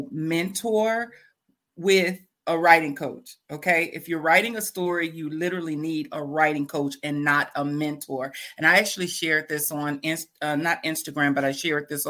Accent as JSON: {"language": "English", "town": "Fort Worth", "region": "Texas", "country": "United States", "tie": "born or raised there", "said": "Fort Worth, Texas. I was born and raised in Fort Worth, Texas"}